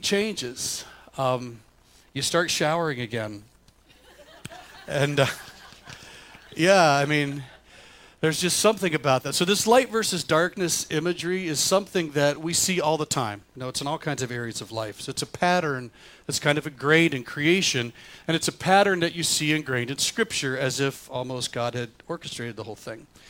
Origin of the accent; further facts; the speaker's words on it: the South, United States; now in Michigan, United States; I grew up in the South